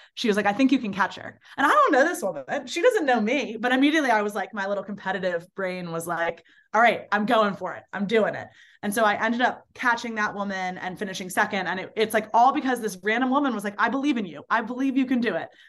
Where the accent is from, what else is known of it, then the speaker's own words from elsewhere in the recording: Baltimore, Maryland, United States; moved away as an adult; now in New Orleans, United States; I grew up in Baltimore